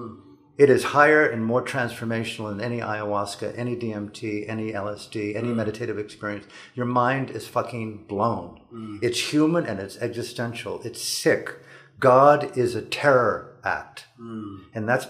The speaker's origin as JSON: {"language": "English", "country": "United States", "tie": "born or raised there", "also_born_or_lived": "Burma", "moved": "as an adult", "said": "born as an American, middle class"}